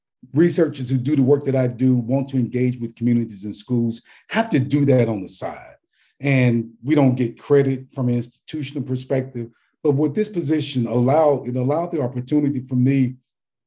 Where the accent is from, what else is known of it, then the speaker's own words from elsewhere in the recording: Birmingham, Alabama, United States; moved away as an adult; also born or lived in Georgia; I was born in Birmingham, Alabama, grew up in what people call the inner city, lived in public housing, raised in public housing in Birmingham